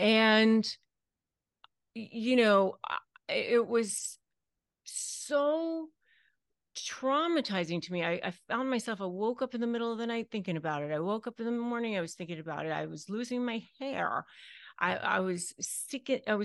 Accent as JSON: {"language": "English", "town": "McLean", "region": "Virginia", "country": "United States", "tie": "born or raised there", "said": "I was raised in McLean, Virginia."}